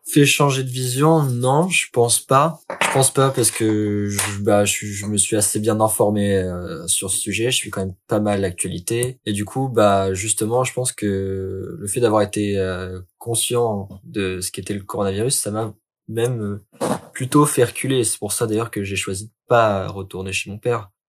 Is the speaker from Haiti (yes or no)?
no; Lille, Hauts-de-France, France; je suis lillois